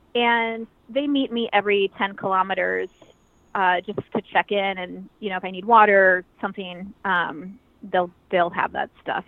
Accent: Eastern Washington, United States; I grew up in Eastern Washington, and I grew up really off the grid

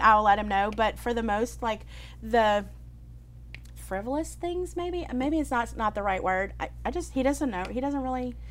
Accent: New Orleans, Louisiana, United States; I was from New Orleans

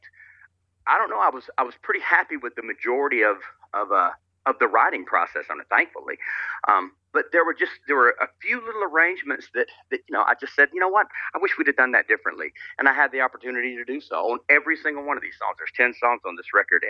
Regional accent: Alabama, United States; also born or lived in Los Angeles, California; I born and raised in Alabama

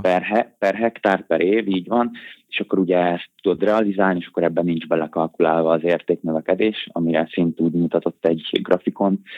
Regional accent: Budapest, Hungary; Budapesten nevelkedtem, itt is nektem fel

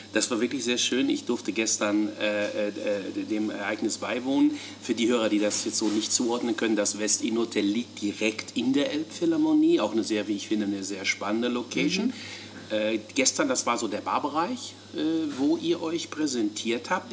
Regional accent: Hamburg, Germany; als Hamburger

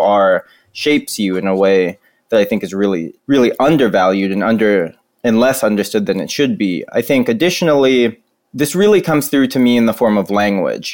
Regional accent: North Florida, United States; the people I grew up with in North Florida

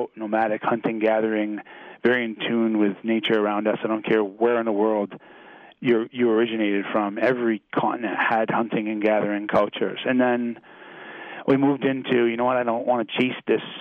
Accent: Chesterville, Maine, United States; moved away as an adult; now in Pennsylvania, United States; I was born in a little town called Chesterville.

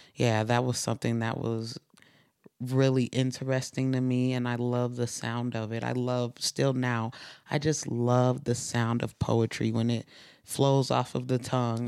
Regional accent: Utah, United States; also born or lived in East Saint Louis, Illinois; I grew up in Utah

